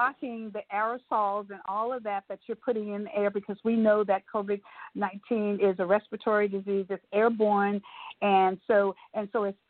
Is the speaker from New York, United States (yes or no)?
no; Texas, United States; those of us who were born and bred in Texas and in America